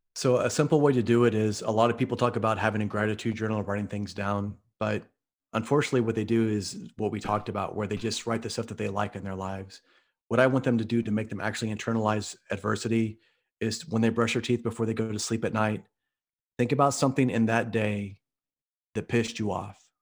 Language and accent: English; Midwest, United States; I'm from the Midwest